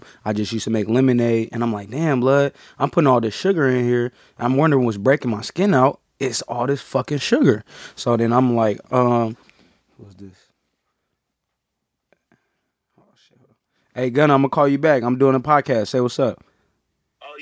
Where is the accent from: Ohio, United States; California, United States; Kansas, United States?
California, United States; San Francisco; Born and raised San Francisco, California